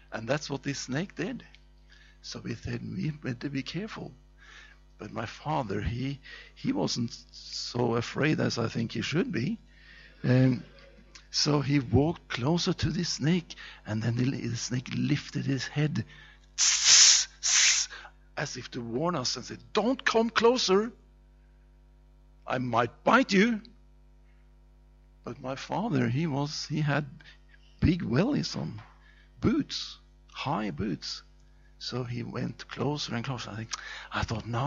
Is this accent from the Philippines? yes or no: no; Norway; That's a strange name because I come from Norway. And when I was 6 years old, I walked sometimes with my father in the forest